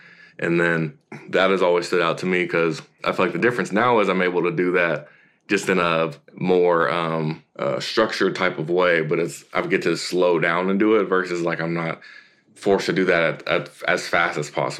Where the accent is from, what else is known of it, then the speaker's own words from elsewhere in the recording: Tennessee, United States; also born or lived in California; So, I mean, I was born in California, and I moved around a good bit before I got to Tennessee, but the majority of my life I spent in Tennessee.